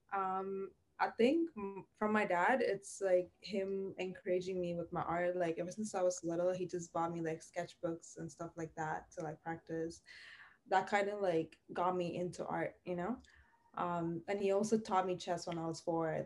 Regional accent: Sri Lanka; moved away as an adult; also born or lived in Toronto, Canada; now in Scarborough, Canada; I was born and raised in Sri Lanka

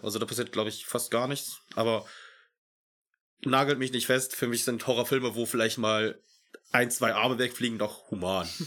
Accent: Germany; bei uns in Deutschland

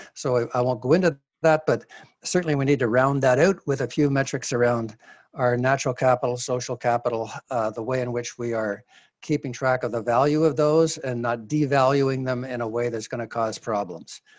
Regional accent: Canada; as a Canadian

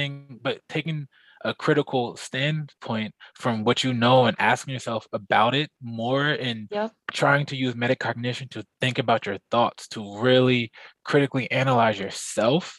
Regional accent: Plainfield, New Jersey, United States; growing up in Plainfield

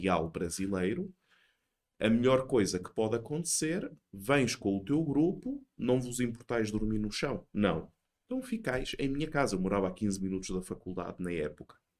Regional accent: Portugal; moved away; also born or lived in Brazil; eu sou português, como já podem ter entendido, sou português

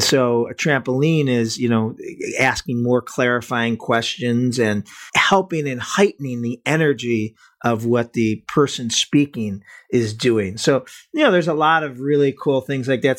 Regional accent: Cleveland, Ohio, United States; I'm from Cleveland, so we're both from the Midwest

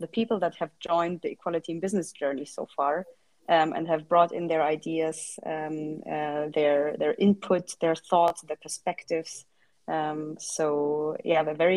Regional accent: Germany; moved away as an adult; now in Lisbon, Portugal; I'm originally from Germany

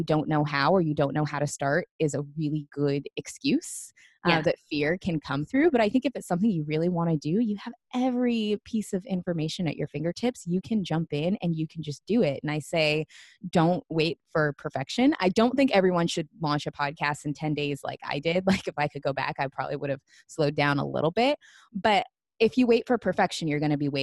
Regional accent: Seattle, Washington, United States; moved away as an adult; now in Los Angeles, United States; I moved from Seattle, my hometown, to Los Angeles last year

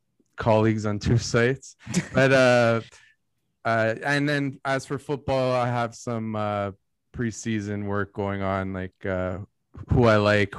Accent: Toronto, Ontario, Canada; moved away as an adult; also born or lived in Vaughan; now in London, Canada; Toronto. I grew up around 30 years, and then In Vaughan, and then I recently moved to London, Ontario.

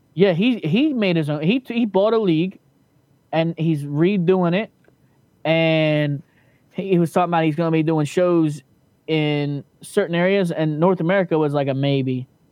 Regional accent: Tijuana, Baja California, Mexico; from Vegas to my hometown in Tijuana

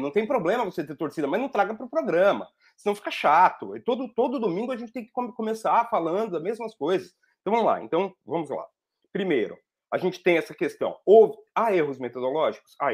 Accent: Brazil; Eu sou brasileiro

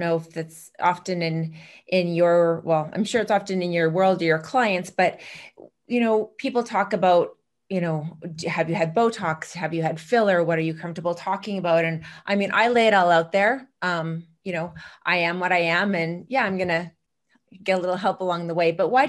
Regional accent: Chicago, Illinois, United States; I'm from Chicago and heard all about you even back then.

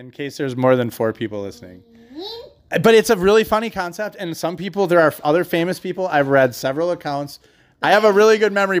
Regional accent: Midwest, United States; So, we're just philosophers from the Midwest.

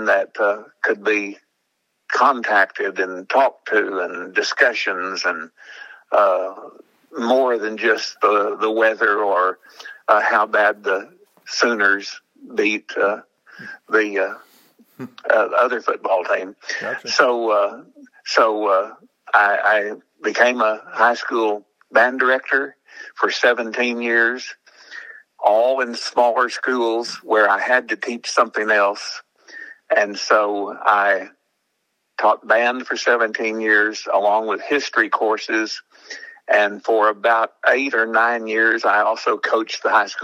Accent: Oklahoma City, Oklahoma, United States; I grew up in Oklahoma City

